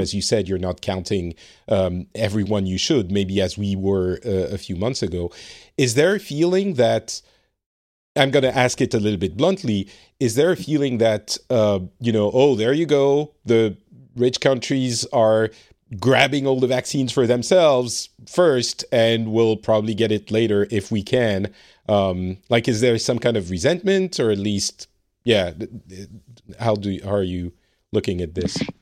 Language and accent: English; France; now in Finland; I live in Finland. I am originally from France